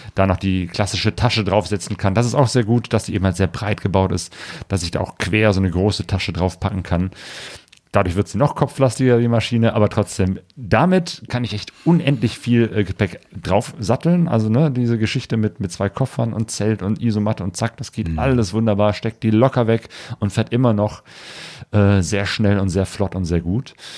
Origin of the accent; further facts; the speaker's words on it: Ruhr area, North Rhine-Westphalia, Germany; ich komme aus dem Ruhrgebiet